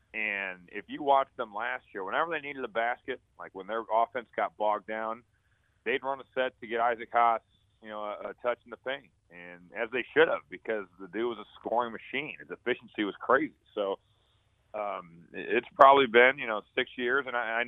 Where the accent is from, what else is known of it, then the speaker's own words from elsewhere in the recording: Indiana, United States; now in Chicago, United States; I'm from Indiana. I live in Chicago.